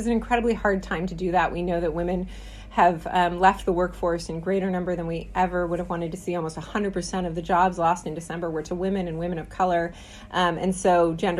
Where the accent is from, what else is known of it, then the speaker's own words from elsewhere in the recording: Bay Area, California, United States; I'm a California native, born and raised in the Bay Area.